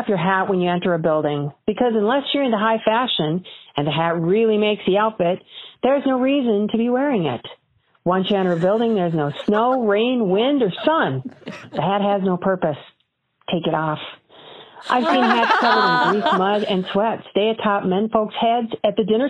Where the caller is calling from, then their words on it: Wisconsin, United States; I'm a listener from Wisconsin